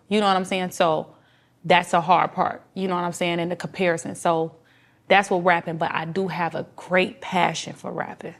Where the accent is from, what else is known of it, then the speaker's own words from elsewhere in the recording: Detroit, Michigan, United States; I was from Detroit, they'll let me say a little different Detroit slang